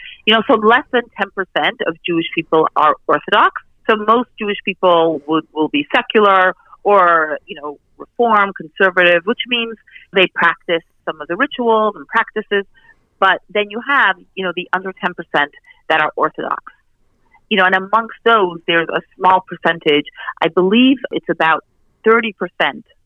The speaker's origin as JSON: {"language": "English", "country": "Canada", "tie": "born or raised there", "said": "I actually grew up in Canada as part of this community"}